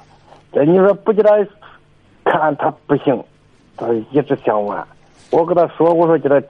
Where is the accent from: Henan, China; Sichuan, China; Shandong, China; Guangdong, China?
Henan, China; Luoyang; 我是河南洛阳的，